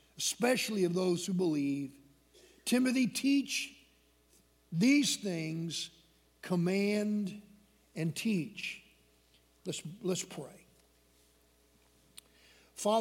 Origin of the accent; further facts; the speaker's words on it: Michigan, United States; When I was a small boy growing up in Michigan